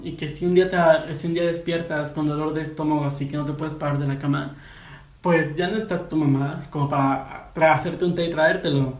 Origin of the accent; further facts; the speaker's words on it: Mexico; yo soy de México.